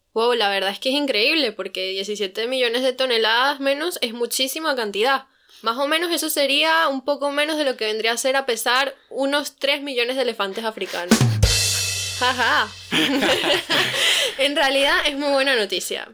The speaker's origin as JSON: {"language": "Spanish", "town": "Madrid", "region": "Community of Madrid", "country": "Spain", "said": "También soy de, aquí, de Madrid"}